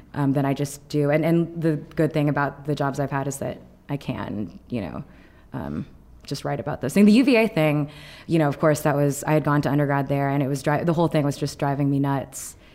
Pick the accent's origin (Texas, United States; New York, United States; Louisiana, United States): Texas, United States; I grew up in Texas, um, in a ninety-eight percent white